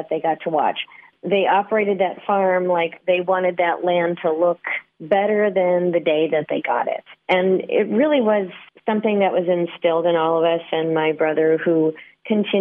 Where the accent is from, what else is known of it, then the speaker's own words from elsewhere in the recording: central North Dakota, United States; I grew up a farm kid on a small cattle ranch in the central part of North Dakota